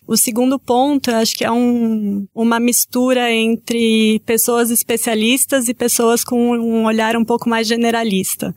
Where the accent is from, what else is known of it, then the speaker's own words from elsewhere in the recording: Brazil; Eu sou brasileira